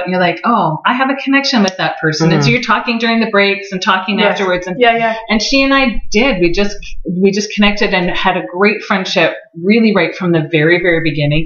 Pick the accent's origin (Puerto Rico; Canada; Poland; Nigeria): Canada; near Collingwood, Ontario; I grew up near Collingwood.